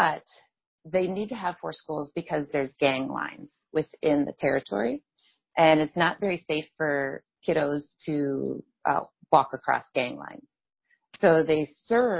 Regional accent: Allentown, Pennsylvania, United States; my hometown in Allentown, Pennsylvania

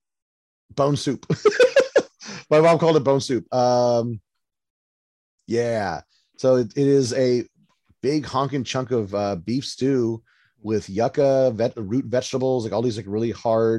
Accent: Texas, United States; as a Texan

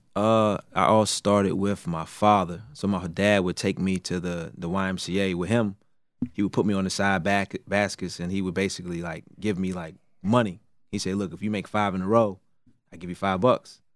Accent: Raleigh, North Carolina, United States; I'm from Raleigh, North Carolina

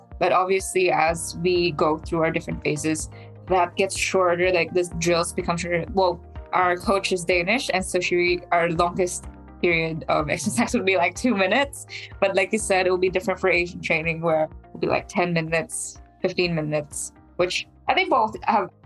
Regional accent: New Zealand; we're from New Zealand

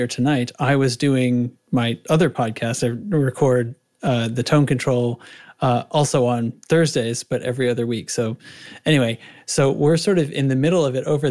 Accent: New England, seacoast of New Hampshire, United States; now in Cincinnati, United States; I grew up in New England near the seacoast of New Hampshire

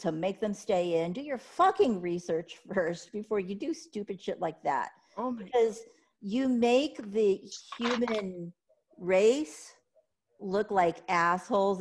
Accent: California, United States; now in Texas, United States; I am a born and raised Californian

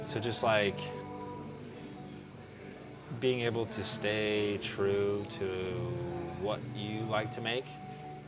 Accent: Springfield, Oregon, United States; now in Eugene, United States; I'm living in Eugene now, but I'm from Springfield

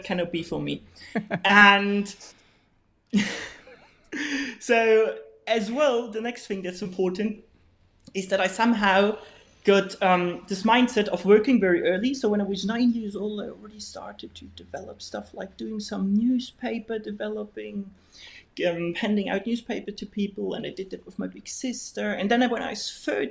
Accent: Bavaria, Germany; English is a second language; moved away as an adult; now in Spain; I'm from Bavaria. So very, very far to the south of Bavaria, and it's a tiny, tiny, tiny little village that is very close to the Austrian border, actually.

